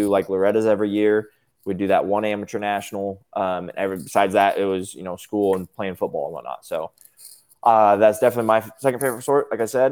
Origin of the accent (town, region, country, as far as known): Topeka, Kansas, United States; born or raised there; also born or lived in Manhattan, Kansas